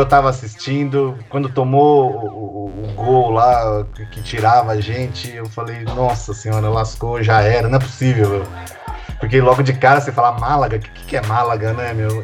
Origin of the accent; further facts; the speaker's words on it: Brazil; como bom brasileiro que sou